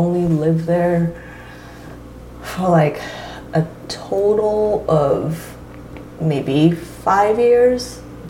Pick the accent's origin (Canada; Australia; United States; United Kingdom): United States; San Francisco Bay Area, California; also born or lived in Toyota, Japan / Toyama, Japan; I was 7 when my family moved to the Bay Area.